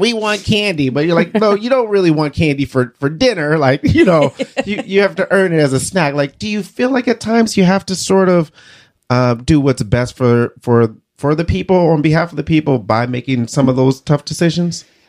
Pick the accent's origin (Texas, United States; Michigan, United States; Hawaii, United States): Michigan, United States; Detroit; now in Iowa, United States; growing up in Detroit